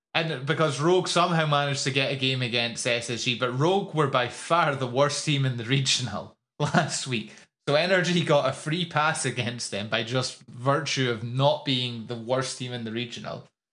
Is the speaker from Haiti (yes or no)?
no; Scotland, United Kingdom; as a Scottish person